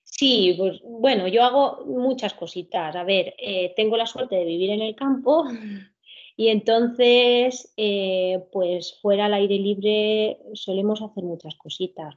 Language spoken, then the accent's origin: Spanish; Alcoy, Valencian Community, Spain; vivo y soy de aquí, no, no me he movido. Soy de Alcoy, Alicante